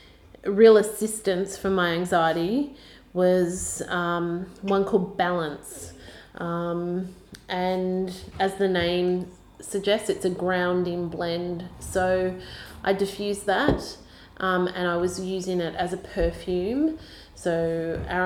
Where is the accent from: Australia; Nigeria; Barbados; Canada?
Australia